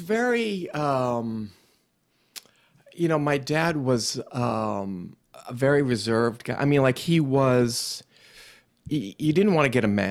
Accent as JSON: {"language": "English", "town": "Newton", "region": "Massachusetts", "country": "United States", "tie": "born or raised there", "said": "And I grew up in Newton, Mass"}